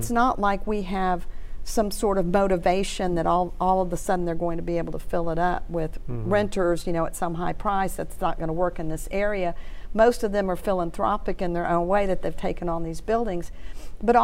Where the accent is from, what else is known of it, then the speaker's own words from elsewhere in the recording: Houston, Texas, United States; now in Shreveport, United States; I'm from Houston.